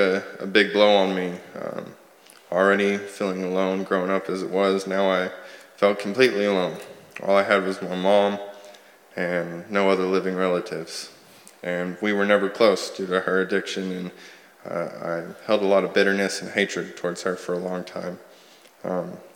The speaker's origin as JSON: {"language": "English", "town": "Sand Springs", "region": "Oklahoma", "country": "United States", "tie": "born or raised there", "moved": "yes", "said": "I'm from Sand Springs, Oklahoma"}